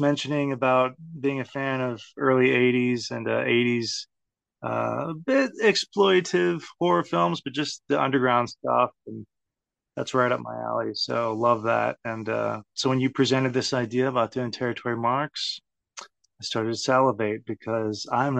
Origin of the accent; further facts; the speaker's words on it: Texas, United States; growing up in Texas